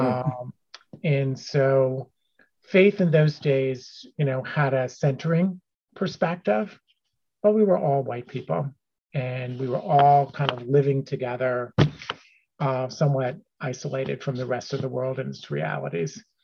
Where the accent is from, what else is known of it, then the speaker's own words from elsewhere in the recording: Cheltenham Township, Pennsylvania, United States; also born or lived in Philadelphia; I too was born in Philadelphia at a hospital that no longer exists. Uh, but I was raised as the third generation to live and be raised in Cheltenham Township.